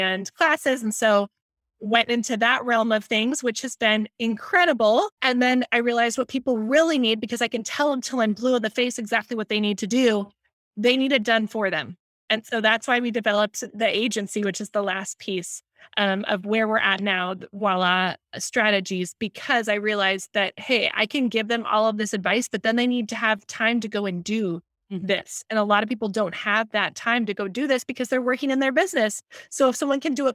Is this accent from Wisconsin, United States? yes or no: no; San Diego, California, United States; I'm in San Diego, California. That's where I'm based out of. And I grew up here in San Diego and absolutely love it